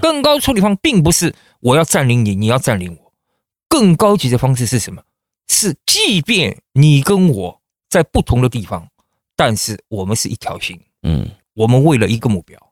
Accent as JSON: {"language": "Chinese", "country": "China", "moved": "yes", "lives_now": "United States", "said": "我是中国来的"}